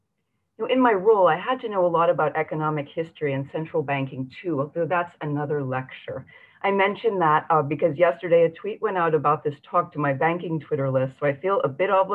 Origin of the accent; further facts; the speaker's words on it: San Francisco, California, United States; the one filmed in my hometown of San Francisco.